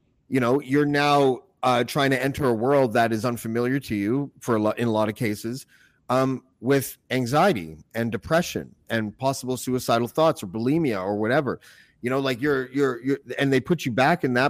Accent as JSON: {"language": "English", "country": "Canada", "said": "I'm from Canada."}